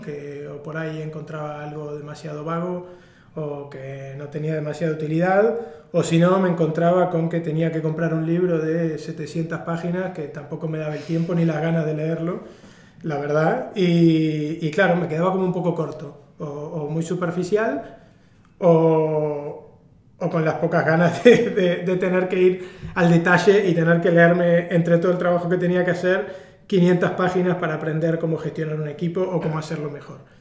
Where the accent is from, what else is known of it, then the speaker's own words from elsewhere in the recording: Argentina; soy argentino, que eso creo que ya se nota cuando me escuchan